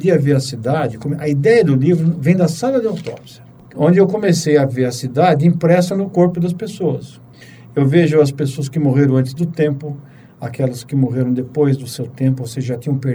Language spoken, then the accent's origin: Portuguese; São Paulo, Brazil; Bom, eu nasci em São Paulo. … porque eu nasci em 54, no quarto centenário.